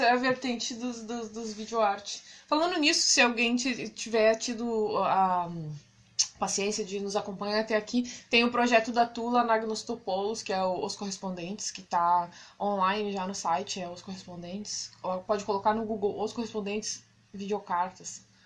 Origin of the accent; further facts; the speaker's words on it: Brazil; moved away as an adult; now in Portugal; a gente é brasileiro